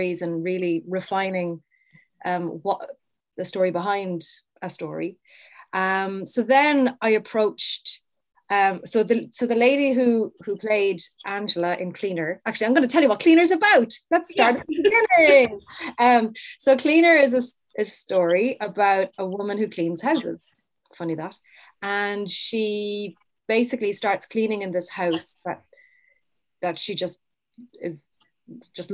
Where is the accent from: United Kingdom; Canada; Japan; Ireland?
Ireland; Cork, Munster; I would have gone to all the Cork festivals growing up because I'm from Cork.